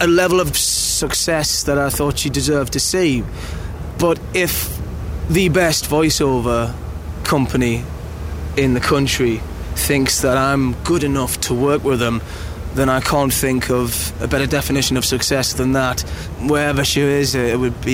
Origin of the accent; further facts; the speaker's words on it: Newcastle upon Tyne, North East England, United Kingdom; I'm from the People's Independent Republic of Geordieland, or Newcastle upon Tyne, as most of you call it